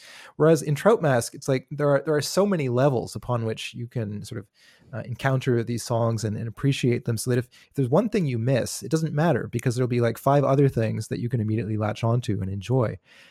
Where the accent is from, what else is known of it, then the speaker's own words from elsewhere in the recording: Canada; I grew up in Canada in the 80s and 90s.